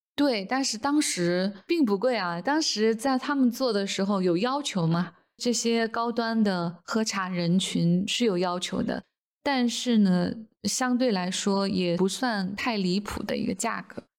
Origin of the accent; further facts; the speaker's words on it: China; 我们中国人